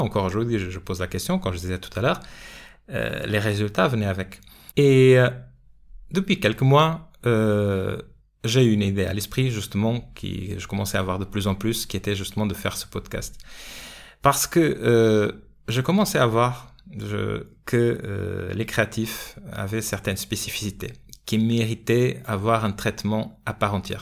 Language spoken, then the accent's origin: French; Portugal; now in France; mon pays d'origine, le Portugal